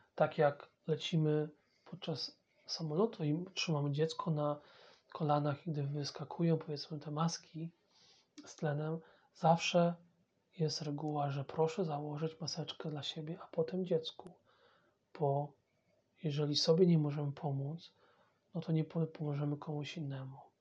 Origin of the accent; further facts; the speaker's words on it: Poland; first language Polish; moved away as an adult; now in England, United Kingdom; jestem Polakiem, to jest mój pierwszy język